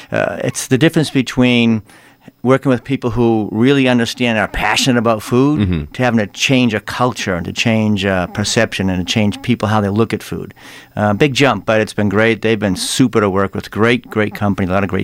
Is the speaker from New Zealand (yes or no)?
no; Watertown, Massachusetts, United States; Just outside, Watertown.